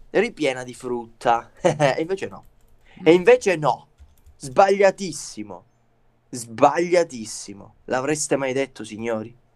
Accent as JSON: {"language": "Italian", "region": "Calabria", "country": "Italy", "said": "siamo calabresi"}